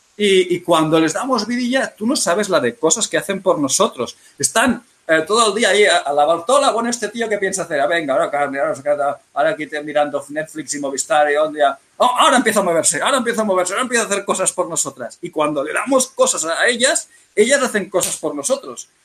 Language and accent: Spanish; Catalonia, Spain; Yo soy catalán